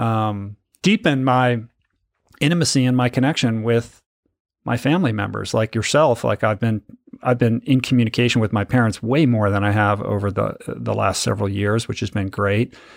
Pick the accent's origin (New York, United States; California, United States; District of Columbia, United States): District of Columbia, United States; Washington; I grew up in Washington, D C, in the suburbs of Washington.